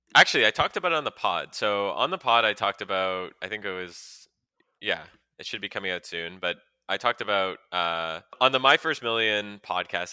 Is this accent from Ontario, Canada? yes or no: no; Montreal, Quebec, Canada; I grew up in Montreal